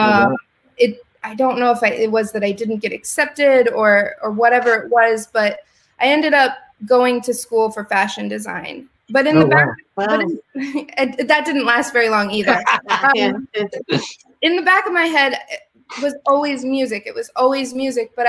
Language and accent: English; Springfield, Illinois, United States; I grew up in Springfield, Illinois, which is the middle of Illinois